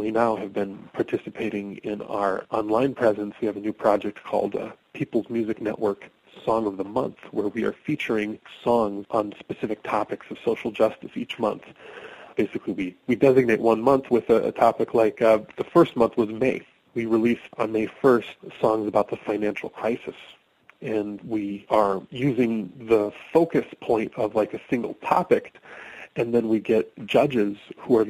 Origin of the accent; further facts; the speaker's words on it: Minneapolis, Minnesota, United States; now in Western Massachusetts, United States; I live in Western Massachusetts, but I grew up in Minneapolis